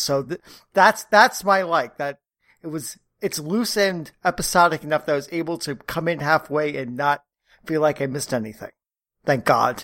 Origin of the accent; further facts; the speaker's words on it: New York, United States; I'm a New Yorker